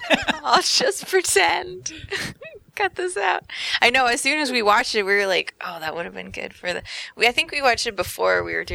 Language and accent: English; Northern California, United States; also born or lived in San Francisco; I grew up in Northern California